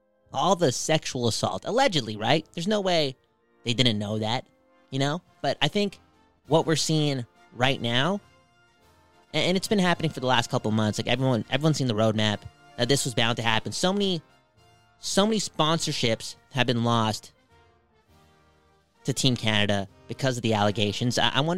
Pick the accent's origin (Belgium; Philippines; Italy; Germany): Belgium; I'm from Belgium. Can we talk more about that? The Belgian people?